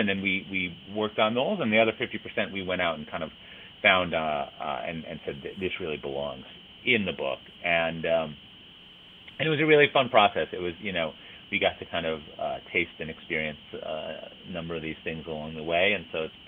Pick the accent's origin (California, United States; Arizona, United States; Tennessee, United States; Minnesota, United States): Minnesota, United States; Minneapolis; moved away; I grew up in Minneapolis in Minnesota